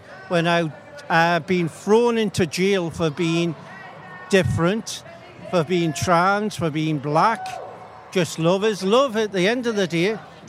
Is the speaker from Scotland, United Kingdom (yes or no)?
yes; Kelso, Scotland, United Kingdom; now in Tynedale, United Kingdom; I'm a lowlander from the England-Scotland border region. Originally from Kelso. Unfortunately, I'm stuck in Tynedale, which is extremely transphobic, homophobic, racist, and not to be ageist myself, full of old people